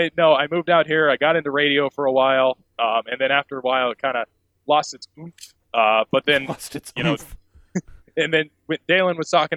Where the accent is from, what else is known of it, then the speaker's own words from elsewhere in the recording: Bismarck, North Dakota, United States; now in Missoula, United States; I was born in Bismarck, North Dakota.